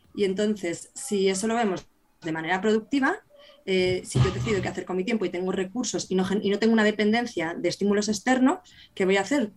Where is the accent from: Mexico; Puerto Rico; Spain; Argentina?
Spain; Burgos, Castile and León; yo que soy de Burgos